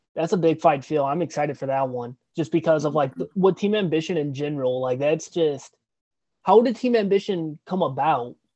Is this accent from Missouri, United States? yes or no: yes; St. Louis, Missouri, United States; I'm from St. Louis also